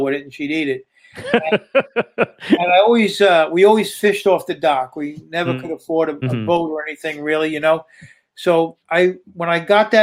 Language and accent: English; Great South Bay, Long Island, New York, United States; I grew up in the Great South Bay in Long Island, clamming and crabbing and fishing